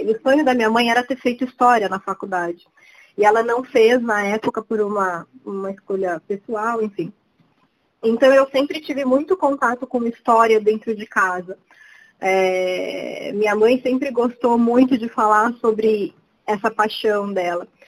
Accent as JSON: {"language": "Portuguese", "region": "São Paulo", "country": "Brazil", "also_born_or_lived": "Rio de Janeiro, Brazil", "moved": "as an adult", "said": "Eu falo que eu sou a paulistana mais carioca do mundo"}